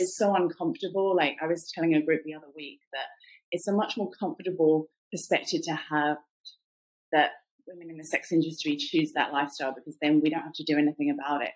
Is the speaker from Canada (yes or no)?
no; England, United Kingdom; accent: British; moved away as an adult; also born or lived in Cambodia; now in United States; I'm from England originally